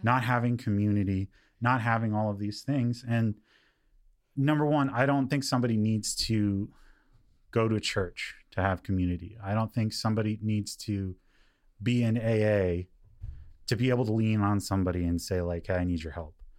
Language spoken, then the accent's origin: English; Lancaster, California, United States; also born or lived in Palmdale; I come from Lancaster and Palmdale.